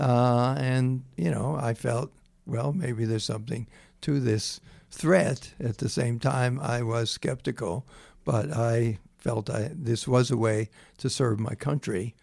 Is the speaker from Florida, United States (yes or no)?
yes; Jacksonville, Florida, United States; born or raised there; also born or lived in North Carolina